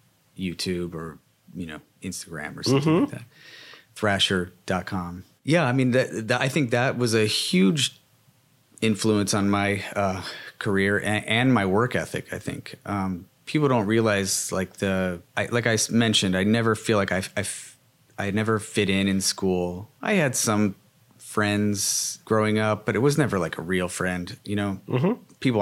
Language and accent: English; Cincinnati, Ohio, United States; growing up in Cincinnati